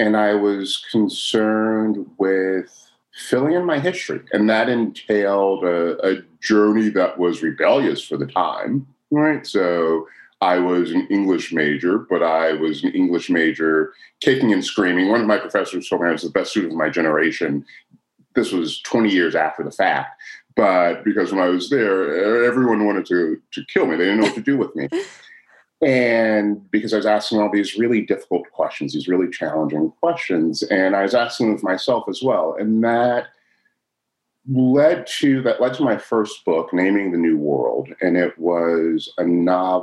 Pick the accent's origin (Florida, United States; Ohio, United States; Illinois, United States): Illinois, United States; Chicago; I was born in Chicago in the 70s